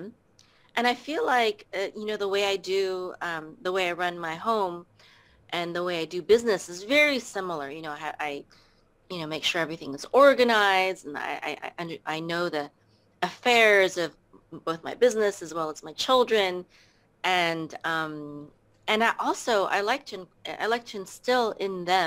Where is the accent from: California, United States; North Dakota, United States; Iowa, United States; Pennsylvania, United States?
California, United States; moved away as an adult; also born or lived in Philippines; now in Texas, United States; I was born in the Philippines, and I came to America when I was around 3 years old, and I lived in California until 2014, and then after that, I moved to Texas